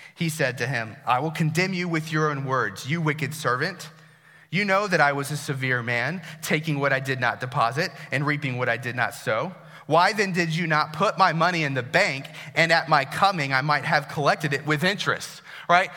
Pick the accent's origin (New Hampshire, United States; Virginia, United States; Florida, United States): Virginia, United States; Herndon; I grew up here in Herndon